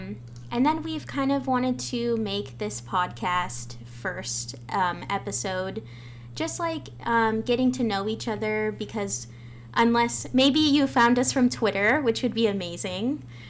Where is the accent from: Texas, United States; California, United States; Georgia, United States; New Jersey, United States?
California, United States; I'm People of the Pines, Serrano, Yuhaviatam. So I'm actually broadcasting from Gabrielano territory, which is now known as Los Angeles.